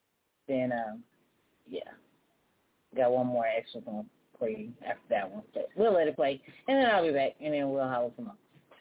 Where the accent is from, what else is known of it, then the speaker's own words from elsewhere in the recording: California, United States; now in Texas, United States; Boy, I'm coming from California to here. Yeah, been here since 96 and I still can't get used to it.